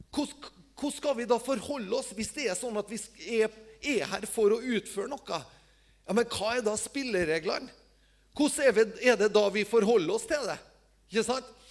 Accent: Tingvoll, Møre og Romsdal, Norway; hjemme på Tingvoll, der jeg, jeg, eh, jeg, bor

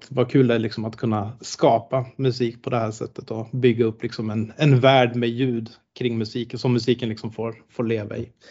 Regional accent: Tanzania; Eh, så jag är finlandssvensk. Mitt pass är finskt och har varit det ända sedan jag föddes. Men jag är född i Tanzania. Så jag är missionärsbarn och uppvuxen där då.

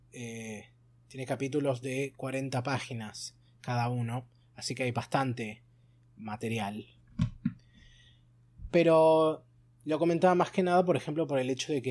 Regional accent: Argentina; bueno, somos argentinos, ese es un deporte nacional.

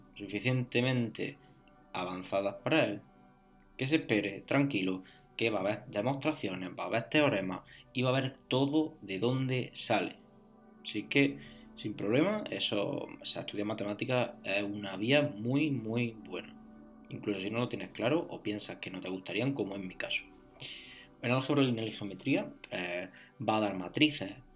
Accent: Spain; Yo soy de España, hice la selectividad.

